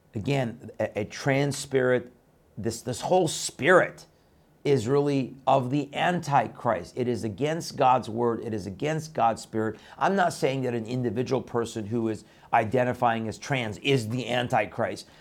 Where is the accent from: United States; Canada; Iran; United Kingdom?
Iran; moved away; my birth country of Iran